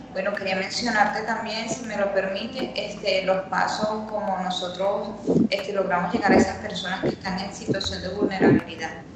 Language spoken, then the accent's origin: Spanish; Venezuela; now in Brazil; mis hermanos venezolanos